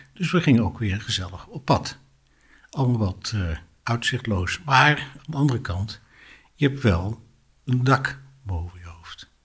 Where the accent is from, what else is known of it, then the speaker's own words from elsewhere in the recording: Delft, South Holland, Netherlands; now in Amersfoort, Netherlands; ik ben eh, geboren in Delft en vind wat omzwervingen in het Amersfoortse uh, terecht